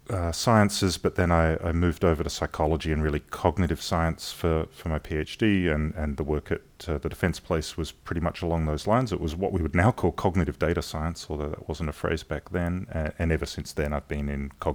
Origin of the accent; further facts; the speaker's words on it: Adelaide, South Australia, Australia; moved away as an adult; now in Southern California, United States; So I was born and raised in Adelaide in South Australia.